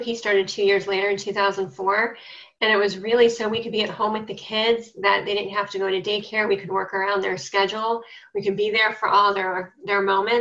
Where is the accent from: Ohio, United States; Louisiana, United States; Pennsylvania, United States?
Ohio, United States; Cleveland; I'm from Cleveland, Ohio